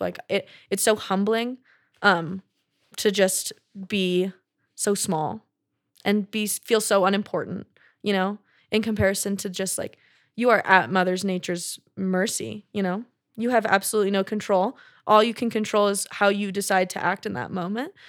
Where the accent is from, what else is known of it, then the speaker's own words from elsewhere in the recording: Texas, United States; growing up in Texas